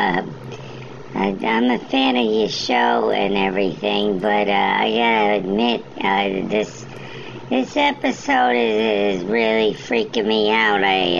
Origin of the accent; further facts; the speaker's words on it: New York City, New York, United States; growing up in the Bronx